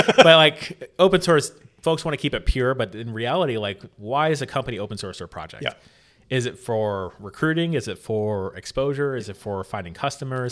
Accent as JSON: {"language": "English", "town": "St. Petersburg", "region": "Florida", "country": "United States", "tie": "born or raised there", "said": "in my hometown actually in st pete"}